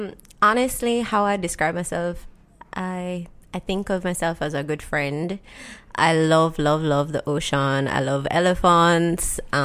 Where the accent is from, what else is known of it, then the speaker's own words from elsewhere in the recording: Jamaica; Growing up in Jamaica, so my parents are separated, right? So I have like 2 different lives growing up from when I was a kid. First, like I used to live with my dad and he lived in Mountain View area.